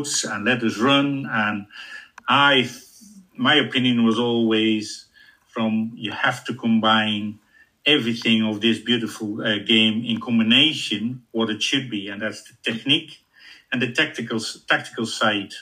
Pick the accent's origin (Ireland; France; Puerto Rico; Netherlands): Netherlands; moved away; I'm coming from Holland.